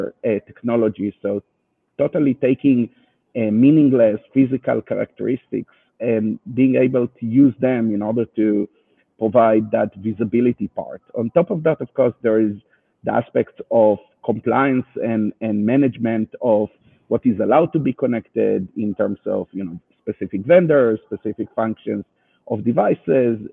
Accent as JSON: {"language": "English", "country": "Israel", "accent": "Israeli", "second_language": "English", "said": "you can hear my Israeli accent"}